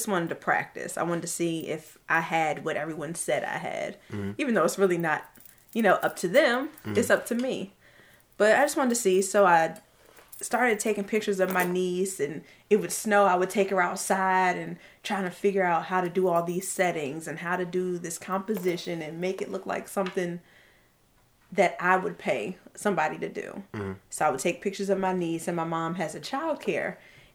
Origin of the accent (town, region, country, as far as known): Maryland, United States